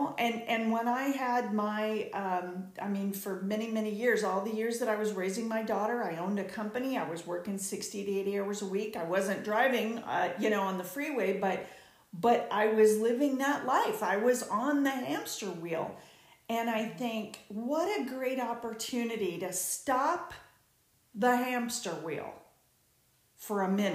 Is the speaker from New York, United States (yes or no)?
no; Southern California, United States; I'm from Southern California